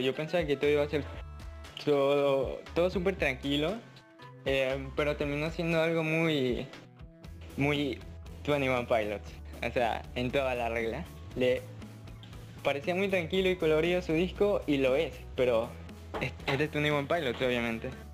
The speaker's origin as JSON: {"language": "Spanish", "country": "Ecuador", "said": "soy de Ecuador, tengo 18 años"}